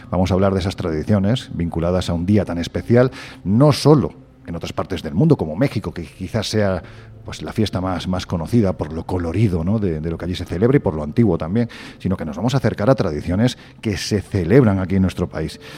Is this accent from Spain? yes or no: yes; Andalusia, Spain; Pues hombre, yo es que aunque no se me nota el acento, pero soy andaluz, con lo cual no.